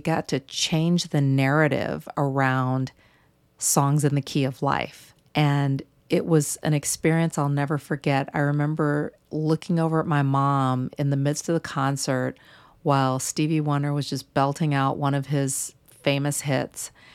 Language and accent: English; St. Louis, Missouri, United States; moved away; in my hometown of Saint Louis